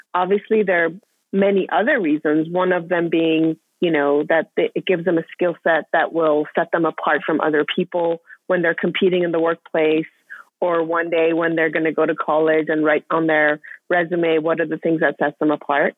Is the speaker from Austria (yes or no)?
yes; Vienna, Austria; moved away as an adult; also born or lived in Iran; now in United States; I was born in Iran, I grew up in Austria, and then came to the States for college